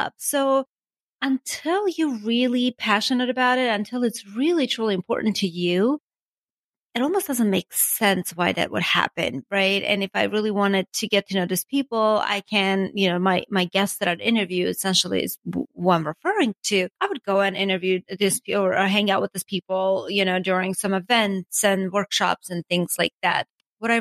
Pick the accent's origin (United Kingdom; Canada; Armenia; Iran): Armenia; English is a second language; moved away as an adult; also born or lived in Ocean City, Maryland; now in United States; I was born and raised in Armenia